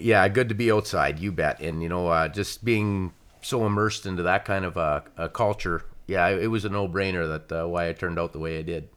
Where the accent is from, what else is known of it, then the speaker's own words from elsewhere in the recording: Atikokan, Ontario, Canada; I'm from Atticoken, Ontario